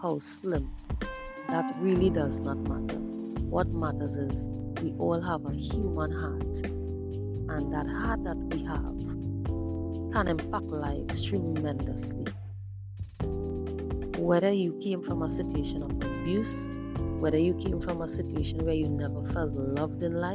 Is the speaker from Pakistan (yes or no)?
no; Trinidad & Tobago; I'm from the Caribbean island of Trinidad and Tobago